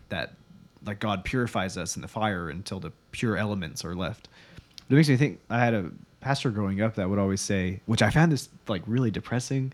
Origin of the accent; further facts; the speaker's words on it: United States; as American Christians